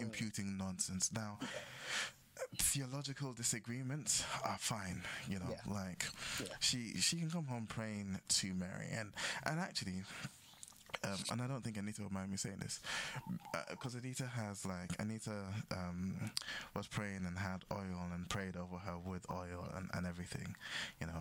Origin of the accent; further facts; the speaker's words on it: Ghana; we grew up in Ghana.